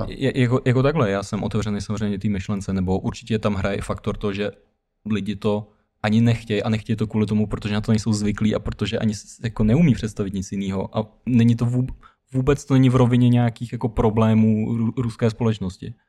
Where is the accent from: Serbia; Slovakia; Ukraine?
Ukraine; now in Czech Republic; pocházím z Ukrajiny